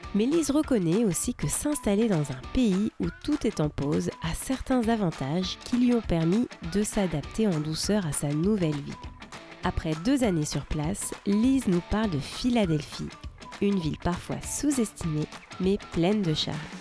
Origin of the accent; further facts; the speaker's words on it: France; now in Seattle, United States; je suis française et je vous parle depuis Seattle